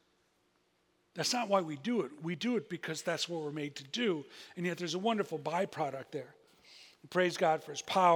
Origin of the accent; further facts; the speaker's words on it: United States; We're from America.